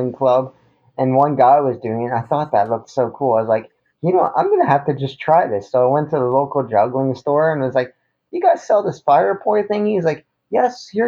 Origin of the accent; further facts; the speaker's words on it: Goderich, Ontario, Canada; moved away as an adult; also born or lived in Kitchener-Waterloo, Ontario; now in Chesapeake, United States; I was born in a town called Kitchener-Waterloo, but I grew up in a small little town called Goderich.